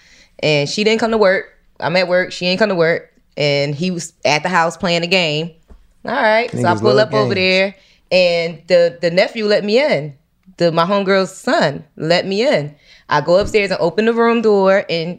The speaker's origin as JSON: {"language": "English", "town": "Philadelphia", "region": "Pennsylvania", "country": "United States", "moved": "yes", "lives_now": "Atlanta, United States", "said": "I'm from Philly."}